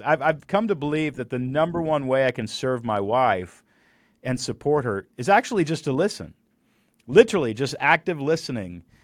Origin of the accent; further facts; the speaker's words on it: Texas, United States; I grew up in Texas